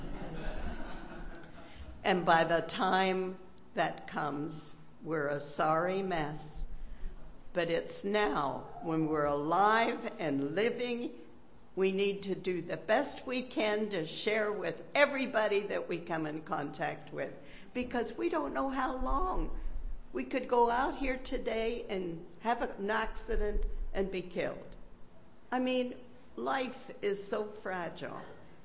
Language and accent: English; Pennsylvania, United States; Growing up in the hills of Pennsylvania